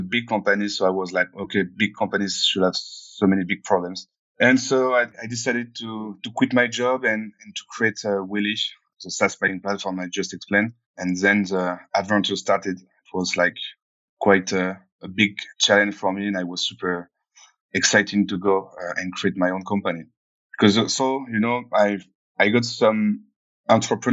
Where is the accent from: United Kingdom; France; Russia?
France; Cognac, Nouvelle-Aquitaine; moved away; I came from Cognac. It's a small city in France.